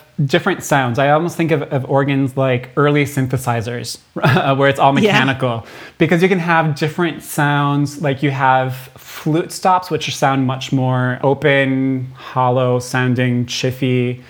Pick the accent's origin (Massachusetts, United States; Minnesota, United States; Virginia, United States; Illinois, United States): Minnesota, United States; I am a native Minnesotan, right? I am proud of my home state.